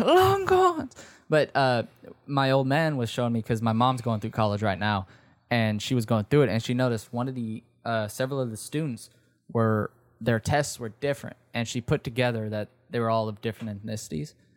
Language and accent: English; the South, United States; growing up in the South